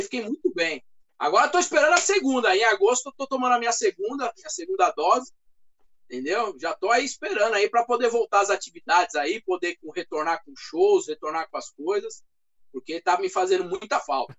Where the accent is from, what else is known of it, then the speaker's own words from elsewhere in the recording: Brazil; tenho um pouquinho de alemão, é, sou brasileiro